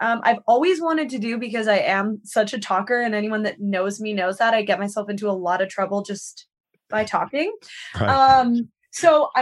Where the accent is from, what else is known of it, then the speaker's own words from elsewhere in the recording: Victoria, British Columbia, Canada; moved away as an adult; now in United States; I'm from Vancouver Island.